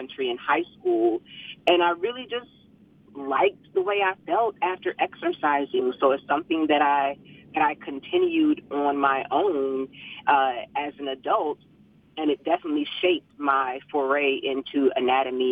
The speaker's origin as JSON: {"language": "English", "town": "Savannah", "region": "Georgia", "country": "United States", "tie": "born or raised there", "said": "I grew up in Savannah, Georgia, so we're deep south"}